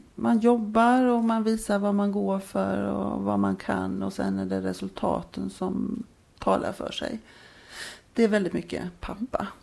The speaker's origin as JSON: {"language": "Swedish", "town": "Jönköping", "region": "Jönköping County", "country": "Sweden", "tie": "born or raised there", "said": "då växte jag upp eh, i Jönköping."}